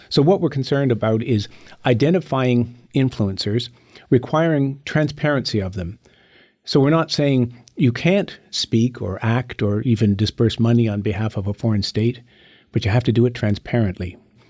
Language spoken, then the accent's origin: English; Canada; I'm a past retired and unapologetic foreign influencer as a Canadian diplomat, as the ambassador to China.